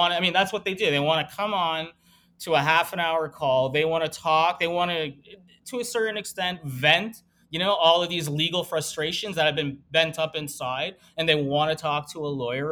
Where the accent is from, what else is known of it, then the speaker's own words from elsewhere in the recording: Canada; now in Miami, United States; we're Canadian